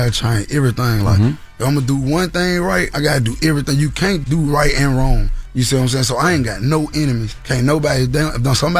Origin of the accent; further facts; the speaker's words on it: Memphis, Tennessee, United States; You know, I'm from Memphis, Tennessee. Mm-hmm. You know what I'm saying? I grew up on all sides of Memphis, Tennessee. North Memphis, the East Memp